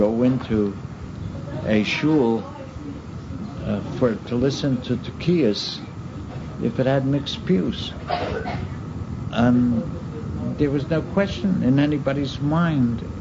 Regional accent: Baltimore, Maryland, United States; my hometown, in Baltimore

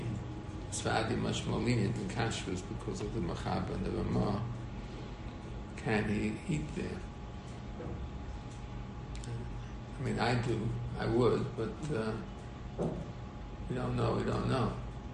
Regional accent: United States; I'm an American

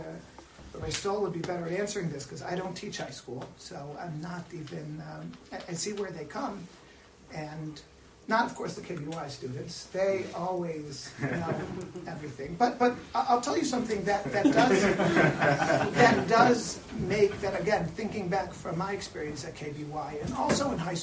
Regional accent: Silver Spring, Maryland, United States; I'm from Silver Spring. I went to the Yeshiva of Greater Washington

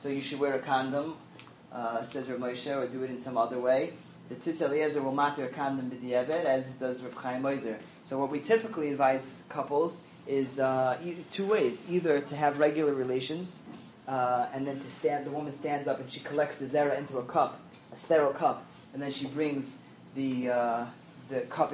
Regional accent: New York City, New York, United States; I'm from Flushing

